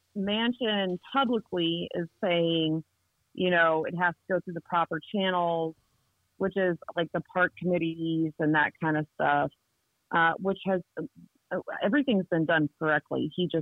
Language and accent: English; Ohio, United States; So like right now I'm working on Ohio because I came from Ohio. I've lived there a couple times actually.